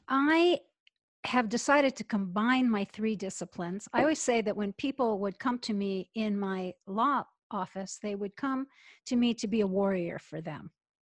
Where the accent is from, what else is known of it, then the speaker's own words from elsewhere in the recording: United States; born there; now in Atlanta, United States; I'm in Atlanta, Georgia.